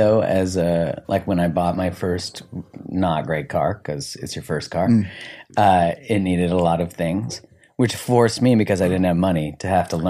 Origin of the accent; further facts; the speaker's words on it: Canada; Oh, yeah, we're very British.